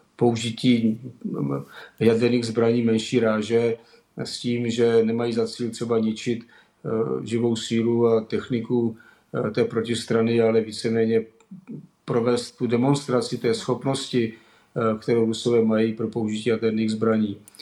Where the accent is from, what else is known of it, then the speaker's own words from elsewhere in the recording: Czechia; my jako Češi